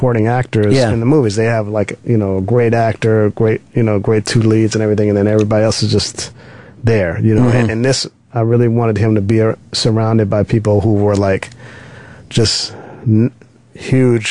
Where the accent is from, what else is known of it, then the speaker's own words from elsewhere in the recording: Los Angeles, California, United States; I'm from Los Angeles